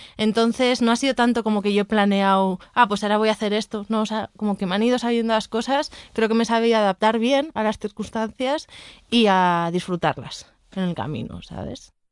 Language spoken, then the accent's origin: Spanish; a town in the Basque Country, Spain; now in Mexico City, Mexico; Soy de Yodio, de un pueblo del País Vasco